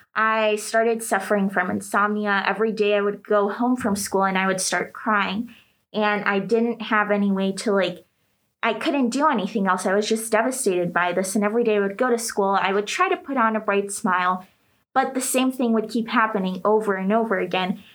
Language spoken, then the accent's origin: English; United States; moved away; also born or lived in Greece; I was from the States